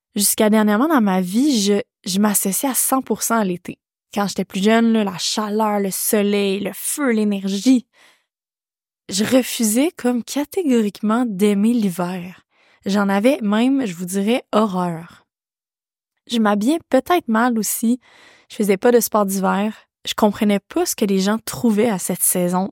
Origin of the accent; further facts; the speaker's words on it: Quebec, Canada; L'hiver fait partie de ma vie en tant que québécoise